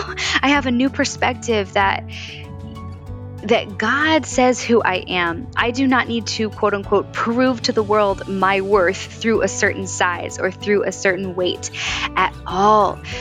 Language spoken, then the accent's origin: English; Valley Forge, Pennsylvania, United States; born or raised there; moved away as an adult; also born or lived in Los Angeles; now in New York City, United States